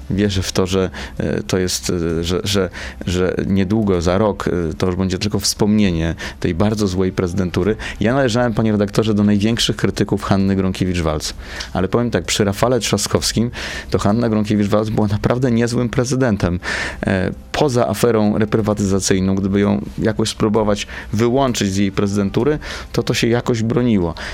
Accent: Warsaw, Masovian Voivodeship, Poland; będąc warszawiakiem

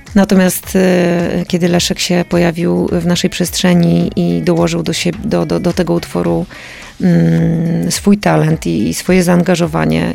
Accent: Lublin Voivodeship, Poland; moved away; ja po prostu wychowałam się w takim, w takim miejscu

